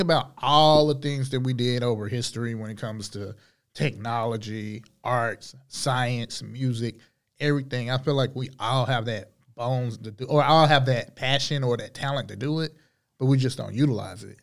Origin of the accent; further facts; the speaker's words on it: Charlotte, North Carolina, United States; Grew up on the east side of Charlotte. Um, born and raised.